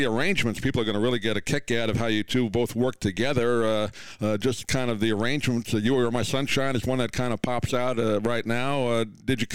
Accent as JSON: {"language": "English", "town": "New York City", "region": "New York", "country": "United States", "tie": "born or raised there", "said": "I grew up there"}